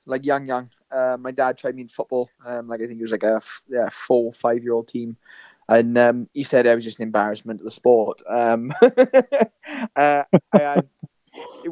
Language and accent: English; Blaenavon, Wales, United Kingdom; born or raised there